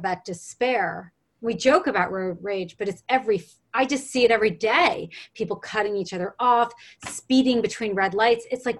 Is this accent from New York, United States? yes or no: yes; New York, United States; now in Los Angeles, United States; I'm from New York